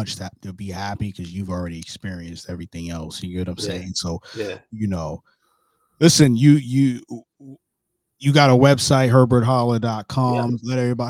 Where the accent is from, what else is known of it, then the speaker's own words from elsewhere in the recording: New York City, New York, United States; now in Florida, United States; I'm from Brooklyn, New York. I'm in Florida right now. I live in Florida currently, but my parents live in Delaware, so I'm always in the Philly area too.